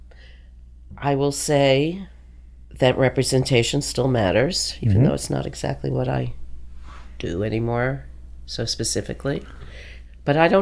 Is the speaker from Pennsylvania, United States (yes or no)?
no; Long Island, New York, United States; also born or lived in Tribeca, New York; now in Brooklyn, United States; I'm from Long Island